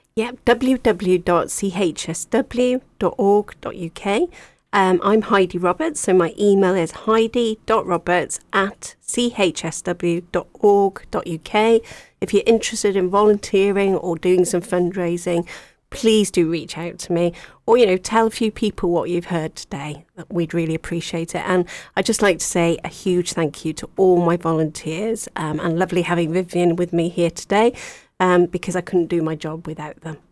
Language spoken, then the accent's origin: English; Wales, United Kingdom; moved away; I'm from Wales originally